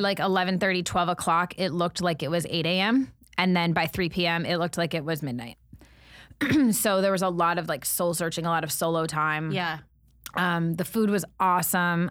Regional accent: United States; I'm an American

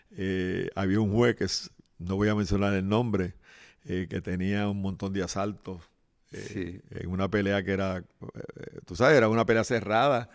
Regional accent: Guaynabo, Puerto Rico; los barrios de mi pueblo, que se llama Guaynabo City.

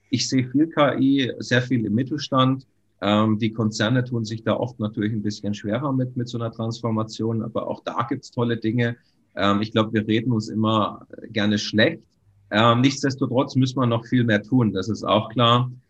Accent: Baden-Württemberg, Germany; Also ich komme ursprünglich aus Baden-Württemberg.

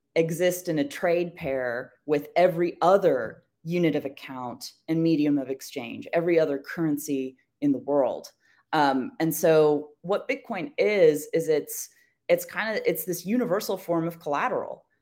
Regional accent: United States; as an American

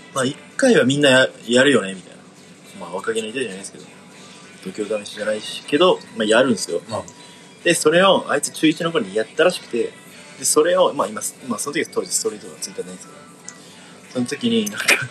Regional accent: Miyazaki, Japan; born or raised there; moved away

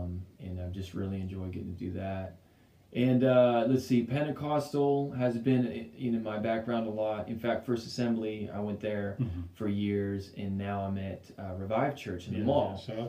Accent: Longview, Texas, United States; also born or lived in Whittier, California / Euless, Texas; From there, Longview. So I was around 5 years old in Longview.

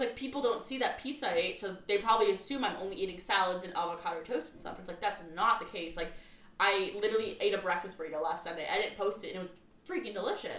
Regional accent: North County San Diego, California, United States; I grew up in North County

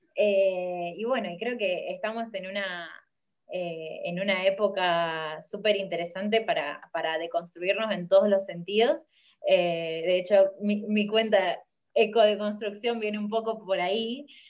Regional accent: Rosario, Santa Fe, Argentina; soy de Rosario, en Argentina

